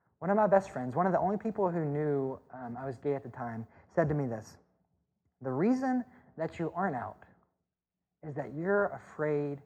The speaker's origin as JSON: {"language": "English", "region": "Mississippi", "country": "United States", "tie": "born or raised there", "accent": "Southern", "moved": "yes", "said": "growing up in Mississippi and in a more conservative church"}